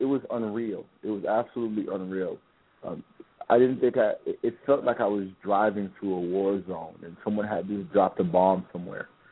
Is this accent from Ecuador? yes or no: no; Haiti; first language Haitian Creole; English is a second language; now in United States; I am Haitian. I was born in Haiti. I moved to the States in 1987